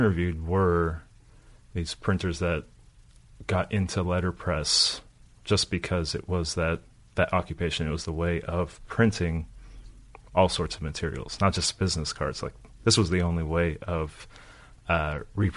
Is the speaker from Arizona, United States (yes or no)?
no; Los Angeles, California, United States; moved away as an adult; also born or lived in New York / Bay Area; now in Nashville, United States; I grew up in Los Angeles